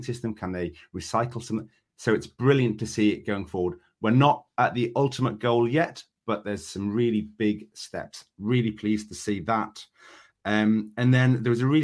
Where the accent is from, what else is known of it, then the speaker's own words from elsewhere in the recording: the north of England, United Kingdom; I'm Northern